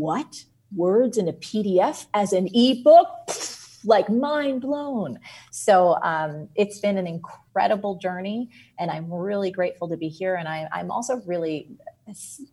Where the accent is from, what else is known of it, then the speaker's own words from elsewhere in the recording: New Jersey, United States; I'm from New Jersey